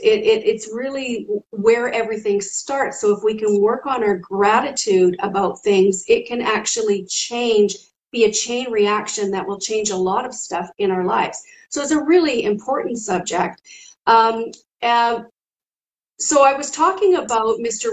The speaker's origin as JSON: {"language": "English", "country": "Canada", "said": "I'm from Canada"}